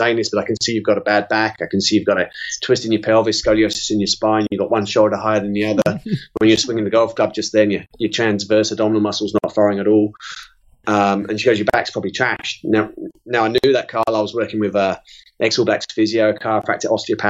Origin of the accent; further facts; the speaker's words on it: London, United Kingdom; moved away as an adult; also born or lived in South Carolina, United States; now in New Zealand; I'm originally from North London, and just north of London